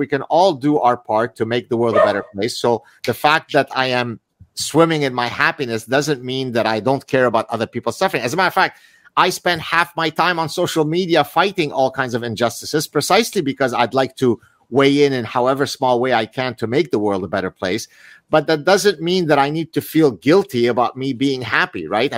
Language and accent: English; Lebanon; now in Montreal, Canada; I'm from Lebanon